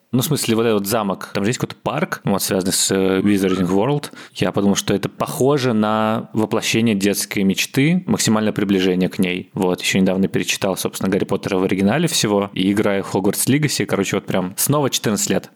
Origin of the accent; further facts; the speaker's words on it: Moscow, Russia; moved away as an adult; Это мой родной город, где я родился, где я вырос